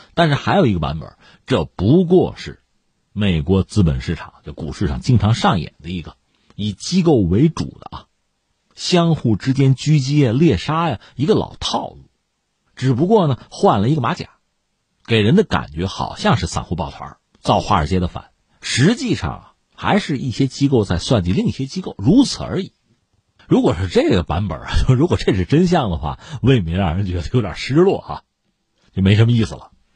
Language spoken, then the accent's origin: Chinese; Shijiazhuang, Hebei, China; 作为石家庄人，作为河北人嘛，总愿意自己的家乡发展起来、发达起来啊